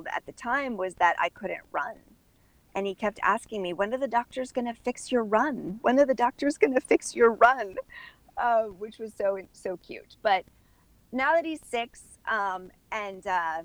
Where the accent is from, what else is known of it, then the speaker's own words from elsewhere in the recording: Midwest, United States; also born or lived in Orlando, Florida; now in Miami, United States; I was raised in the Midwest. My family is German